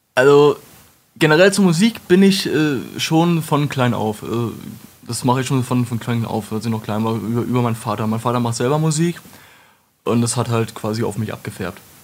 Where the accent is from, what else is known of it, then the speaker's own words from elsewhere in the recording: Wolfenbüttel, Lower Saxony, Germany; Ich komme aus Wolfenbüttel